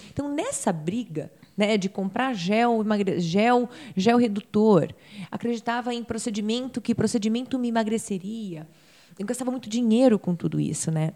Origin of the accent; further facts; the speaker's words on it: Campinas, São Paulo, Brazil; moved away as an adult; now in United States; eu nasci em Campinas e tenho 38 anos